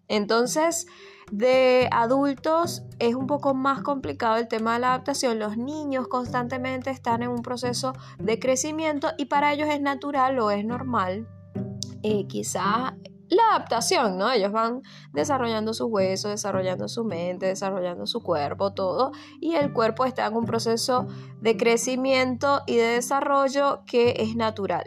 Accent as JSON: {"language": "Spanish", "country": "Venezuela", "tie": "born or raised there", "also_born_or_lived": "Argentina", "moved": "as an adult", "lives_now": "United States", "said": "soy de Venezuela, nací en Venezuela"}